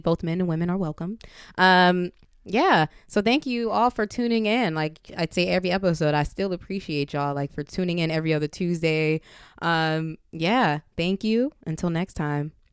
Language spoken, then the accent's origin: English; Compton, California, United States; I'm from Compton.